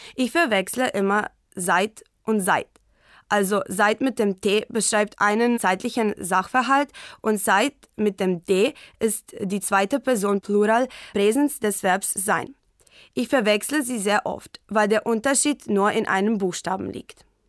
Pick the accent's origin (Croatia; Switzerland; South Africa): Croatia; Varaždin, Varaždin County; German is a second language; ich bin 2002 in Varaždin, Kroatien geboren